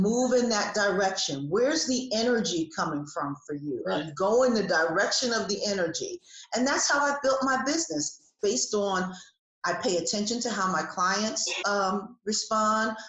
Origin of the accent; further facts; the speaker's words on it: New Jersey, United States; now in Atlanta, United States; I have lived in Atlanta for almost 30 years. I'm originally from New Jersey.